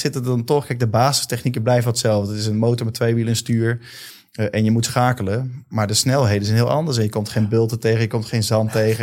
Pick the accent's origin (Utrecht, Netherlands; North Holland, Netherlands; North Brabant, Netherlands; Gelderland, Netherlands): Utrecht, Netherlands; Leusden; ik heb een mooie jeugd gehad, geboren in Leusden